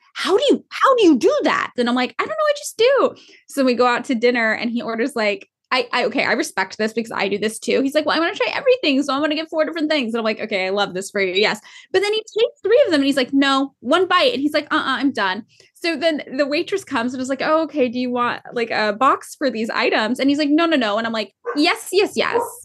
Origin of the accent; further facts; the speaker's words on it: Fresno, California, United States; now in Los Angeles, United States; growing up in Fresno